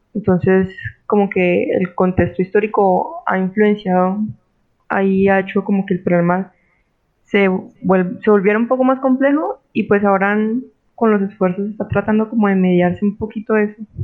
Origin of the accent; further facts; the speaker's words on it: Colombia; also born or lived in Cali, Colombia; como buena colombiana